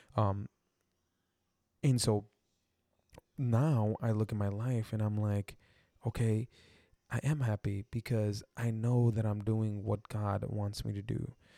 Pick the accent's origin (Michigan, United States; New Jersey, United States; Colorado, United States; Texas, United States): Texas, United States; I'm from, like, Texas, and I grew up in the Mexican culture